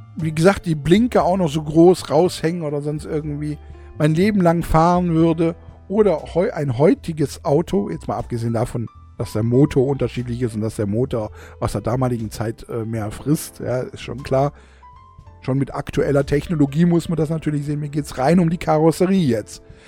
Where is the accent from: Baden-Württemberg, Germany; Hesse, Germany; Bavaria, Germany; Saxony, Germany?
Baden-Württemberg, Germany; bei uns in Baden-Württemberg